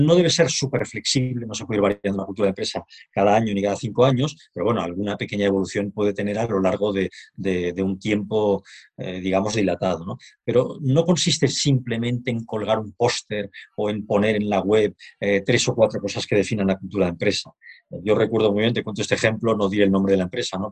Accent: Barcelona, Catalonia, Spain; moved away as an adult; now in Madrid, Spain; soy un barcelonés afincado en Madrid desde hace algunos años

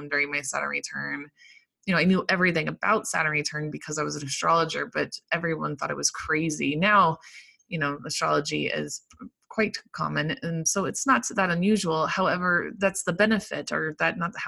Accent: Colorado, United States; I'm from Colorado

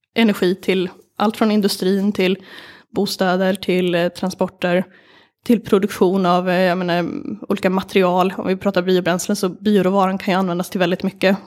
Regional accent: Sweden; jag är uppvuxen på landet

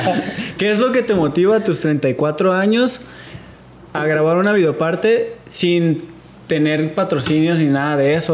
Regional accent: San Diego, California, United States; also born or lived in Mexico; San Diego y California es como mi segundo hogar, güey. Porque ahí crecí

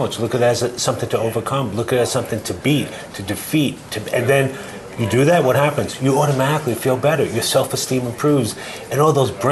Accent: New York City, New York, United States; now in Boston, United States; I grew up in New York City.

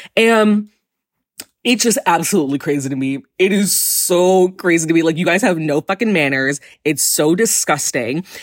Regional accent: New York, United States; I'm gay and from New York

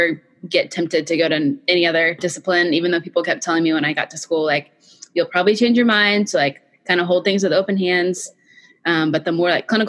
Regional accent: Fort Worth, Texas, United States; I was born and raised in Fort Worth, Texas

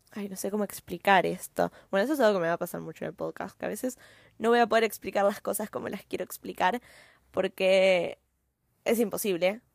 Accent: Argentina; yo soy argentina, ¿no? Eh, en Argentina tenemos una cultura diferente

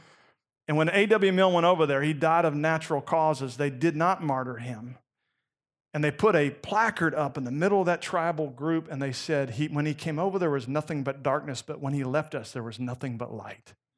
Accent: Gainesville, Florida, United States; moved away; I grew up in Gainesville, Florida

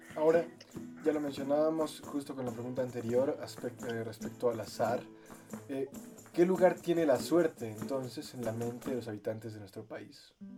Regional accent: Mexico; ¿Por qué somos un país machista aquí

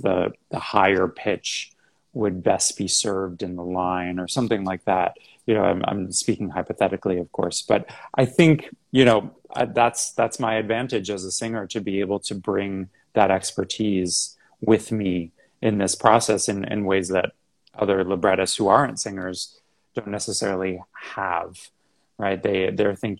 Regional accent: Massapequa, New York, United States; also born or lived in Houston; I'm from New York. I grew up on Long Island, not far from New York City, just about 30 miles in a town called Massapequa

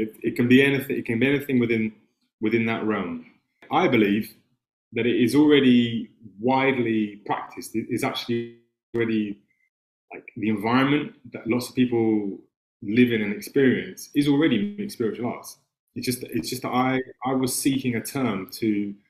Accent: London, United Kingdom; accent: English; I was born in London in 1985. And I grew up in a very artistic family

